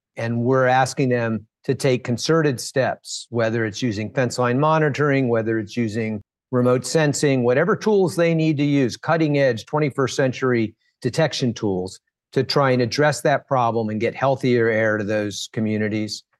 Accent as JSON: {"language": "English", "town": "Washington", "region": "District of Columbia", "country": "United States", "tie": "born or raised there", "also_born_or_lived": "Flint, Michigan", "said": "I grew up in Washington, D C. My family moved here so that my dad could work at the Department of Labor"}